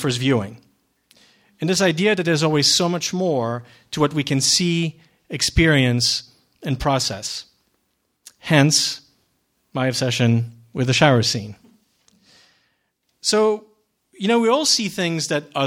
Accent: Geneva, Switzerland; moved away; I was born and raised in Switzerland, in Geneva

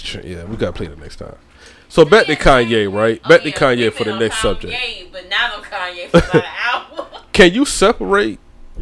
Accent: St. Simons Island, Georgia, United States; I'm from St. Simon's Island, Georgia

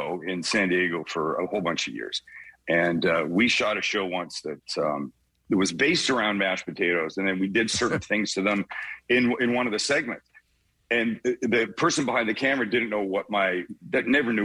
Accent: Vancouver, British Columbia, Canada; accent: Canadian; moved away; I'm from Vancouver, West Coast, prettiest part of the country, we think.

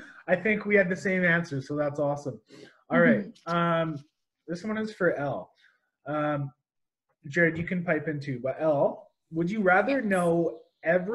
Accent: Banff, Alberta, Canada; I was born in Banff

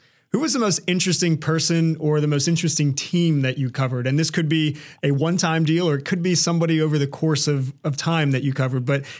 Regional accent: Hampton Roads, Virginia, United States; growing up in Hampton Roads

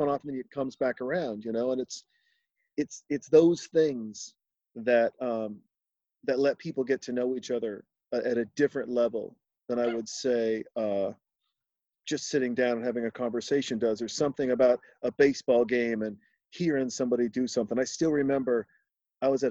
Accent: Montana, United States; I was born in Montana.

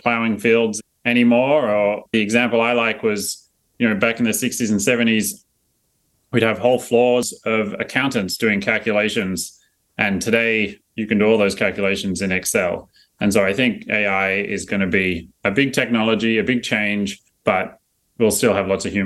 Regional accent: Australia; moved away; also born or lived in North Carolina; I got a little bit of an accent. I'm from Australia originally.

